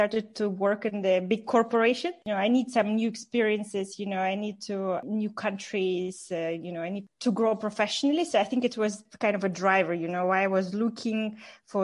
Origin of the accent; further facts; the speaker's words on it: Moscow, Russia; moved away as an adult; also born or lived in Berlin; being living in Moscow, having my life here, having friends and growing here